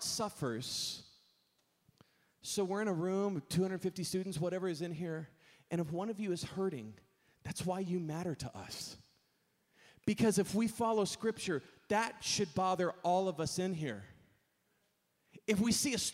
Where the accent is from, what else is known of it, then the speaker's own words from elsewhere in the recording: Texas, United States; I grew up in Texas